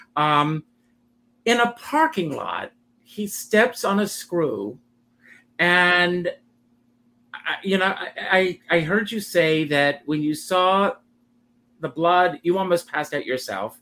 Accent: Myrtle Beach, South Carolina, United States; just outside of Myrtle Beach.

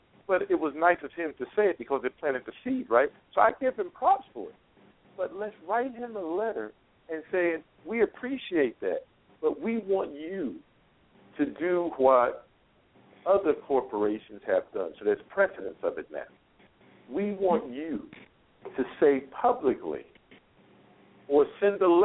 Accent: New York City, New York, United States; now in Las Vegas, United States; I'm from New York. Bed-Stuy

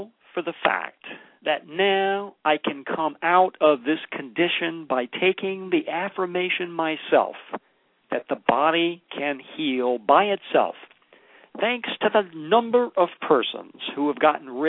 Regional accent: United States; first language English; I'm an American and I can only read and speak one

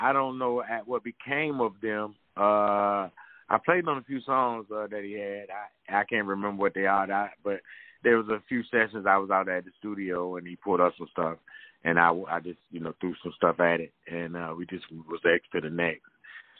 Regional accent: Washington, District of Columbia, United States; moved away; now I'm on stage with all my homeboys I grew up with from D.C.

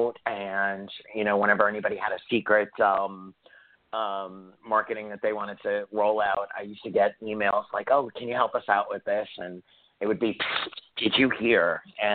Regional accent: New York City, New York, United States; I'm Italian from Staten Island, New York

